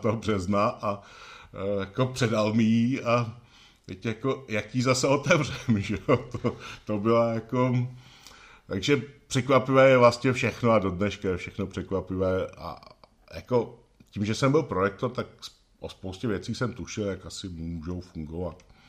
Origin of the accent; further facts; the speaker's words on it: Benešov, Central Bohemian Region, Czechia; Rodák z Benešovska, z Benešova v podstatě, tak gymnázium Benešov